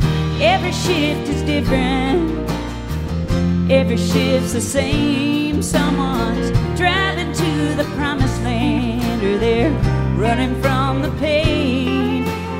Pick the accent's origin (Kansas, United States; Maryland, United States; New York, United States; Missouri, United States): Kansas, United States; Wellsville; now in -; Athens is a lot like my hometown, except 1,000 times bigger. I'm from a small town in the Midwest called Wellsville, Kansas.